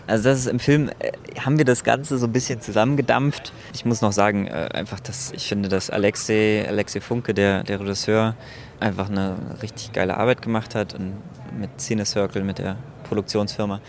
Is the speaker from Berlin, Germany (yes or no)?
yes; Berlin, Germany; ich als Berliner